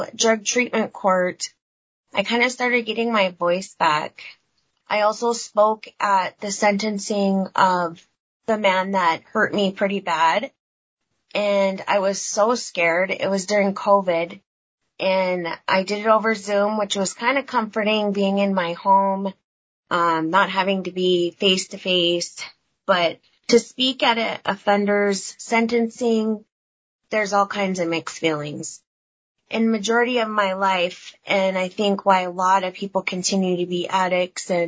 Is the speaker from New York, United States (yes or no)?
no; Blackfeet Nation, Montana, United States; I'm from the Blackfoot Confederated Nation.